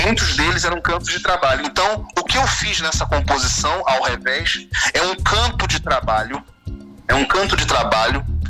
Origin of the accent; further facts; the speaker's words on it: Rio de Janeiro, Brazil; as famílias do subúrbio do Rio de Janeiro, de ah. é onde eu vim